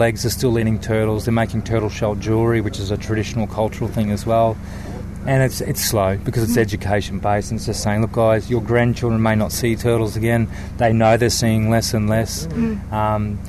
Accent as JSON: {"language": "English", "country": "Australia", "moved": "yes", "said": "as an Australian"}